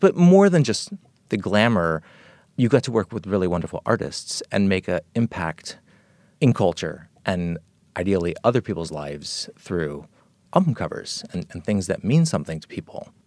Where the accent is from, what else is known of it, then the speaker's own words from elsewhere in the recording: Los Angeles, California, United States; growing up in Los Angeles in the seventies, it was a really special place